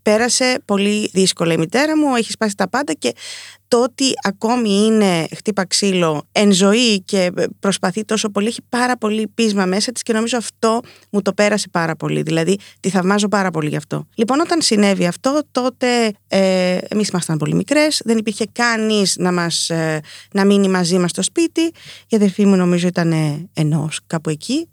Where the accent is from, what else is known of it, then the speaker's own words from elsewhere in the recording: Nicosia, Cyprus; μεγαλώσαμε στη Λευκοσία, στην Κύπρο